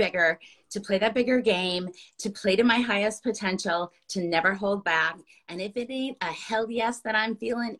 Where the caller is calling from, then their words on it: Minneapolis, Minnesota, United States; I'm joining you from Minneapolis, Minnesota.